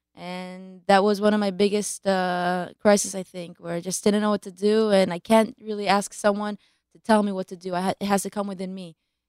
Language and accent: English; Israel; also born or lived in Baltimore, United States; But okay. We made Aliyah when I was two.